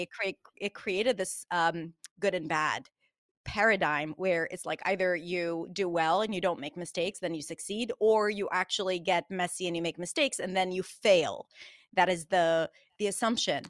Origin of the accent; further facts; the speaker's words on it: Israel; I'm from Israel